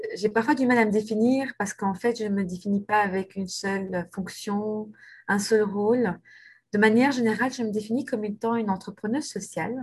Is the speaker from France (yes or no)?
no; Brussels, Brussels-Capital Region, Belgium; je suis bruxelloise depuis toujours, en fait, parce que non seulement je, je suis née à Bruxelles